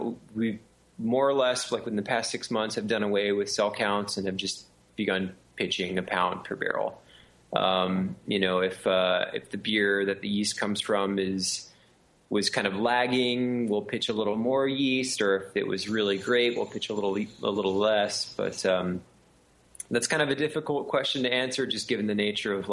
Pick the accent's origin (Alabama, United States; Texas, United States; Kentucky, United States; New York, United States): Texas, United States; also born or lived in California / Florida; I grew up, I've lived in Texas all my life